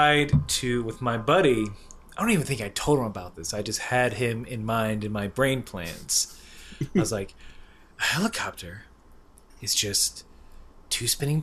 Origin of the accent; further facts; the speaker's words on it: Waycross, Georgia, United States; hometown is called Waycross